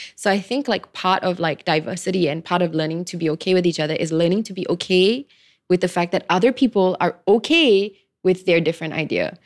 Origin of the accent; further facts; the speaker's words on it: Klang, Selangor, Malaysia; I come from Klang